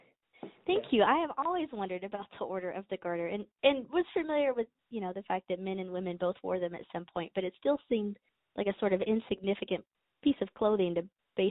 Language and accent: English; Scot, Scotland, United Kingdom; also born or lived in Angers, France; as a Scot